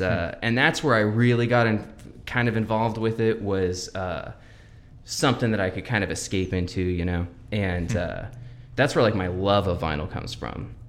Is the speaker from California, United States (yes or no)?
no; Everett, Washington, United States; also born or lived in Lynnwood / Bothell / Mukilteo; I was born in Everett